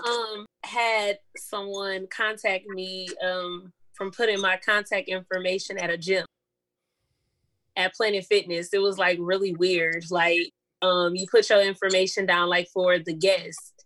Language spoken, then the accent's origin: English; Battle Creek, Michigan, United States; now in Detroit, United States; I'm originally from Battle Creek